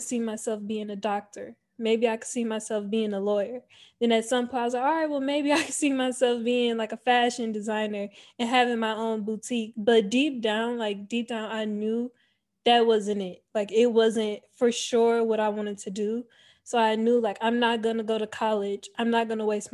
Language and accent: English; Cleveland, Ohio, United States; moved away as an adult; I was born and raised in Cleveland, Ohio. I lived there up until the age of 18 years old.